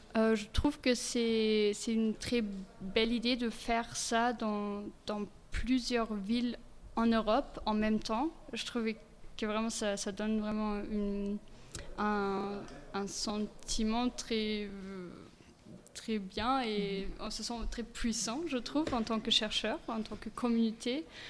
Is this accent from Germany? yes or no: yes; Bavaria, Germany; French is a second language; moved away as an adult; also born or lived in Regensburg / Clermont-Ferrand / Metz / Luxembourg; je suis née et j'ai grandi en Bavière